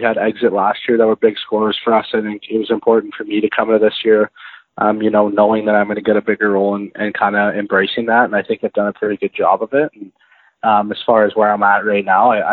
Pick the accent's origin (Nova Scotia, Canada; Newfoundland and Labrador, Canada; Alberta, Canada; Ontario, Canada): Alberta, Canada; Airdrie; also born or lived in Kelowna, British Columbia / Calgary, Alberta; now in Edmonton, Canada; so I'm from Airdrie, Alberta. I grew up there until I was about 13, summer of 13